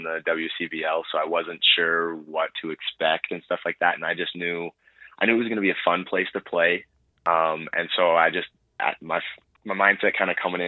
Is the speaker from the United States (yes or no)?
no; Nipawin, Saskatchewan, Canada; growing up in Nipawin